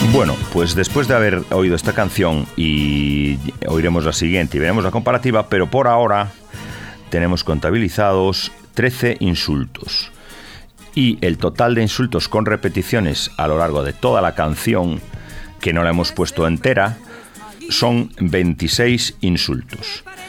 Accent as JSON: {"language": "Spanish", "region": "Galicia", "country": "Spain", "said": "los gallegos somos dados a decir una cosa y la contraria"}